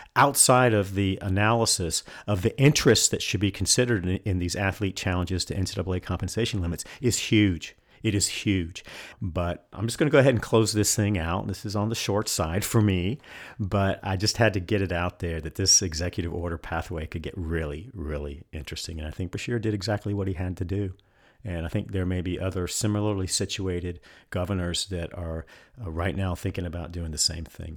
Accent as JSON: {"language": "English", "region": "North Carolina", "country": "United States", "tie": "born or raised there", "said": "North Carolina, my home state"}